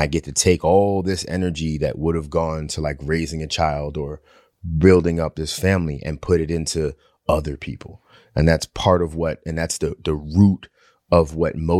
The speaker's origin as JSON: {"language": "English", "area": "Long Island", "region": "New York", "country": "United States", "tie": "born or raised there", "said": "I grew up in Long Island"}